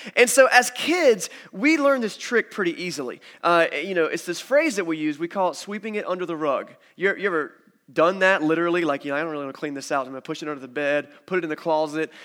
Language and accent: English; United States; I'm an American